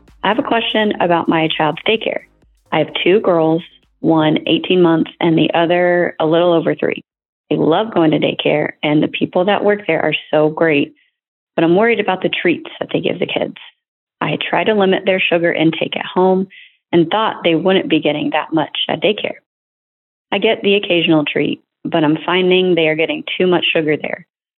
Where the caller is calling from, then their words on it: New Jersey, United States; I'm calling from New Jersey.